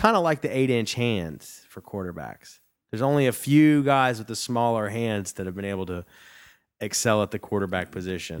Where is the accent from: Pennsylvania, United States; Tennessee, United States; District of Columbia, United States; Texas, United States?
Texas, United States; near Plano; I'm from right down the road in Plano